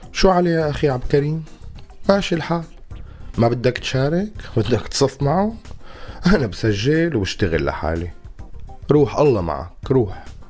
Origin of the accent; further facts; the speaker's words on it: Syria; نحن كسوريين